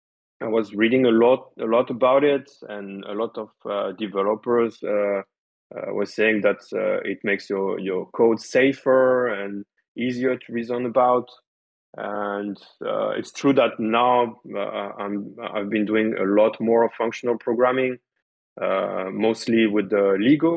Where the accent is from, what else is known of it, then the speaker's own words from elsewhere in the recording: France; English is a second language; I'm French and my English is not too bad